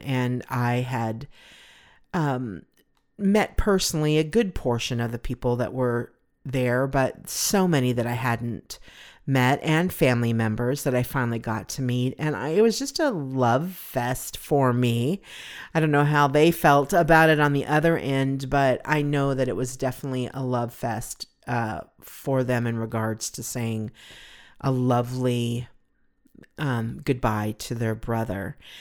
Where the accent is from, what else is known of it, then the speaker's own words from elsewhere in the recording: Pomona, California, United States; moved away as an adult; now in Phoenix, United States; I was born in California.